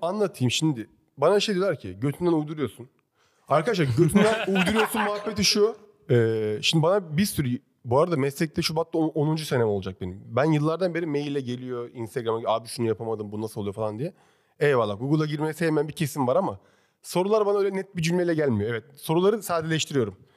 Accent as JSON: {"language": "Turkish", "region": "İzmir", "country": "Turkey", "tie": "born or raised there", "moved": "as an adult", "lives_now": "Istanbul, Turkey", "said": "Ben doğma büyüme İzmir Karşıyaka'lıyım da baba tarafı Alanyalı"}